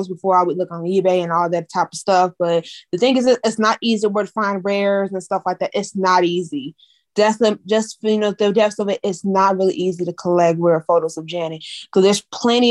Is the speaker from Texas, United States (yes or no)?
no; Missouri, United States; I am born and raised in Missouri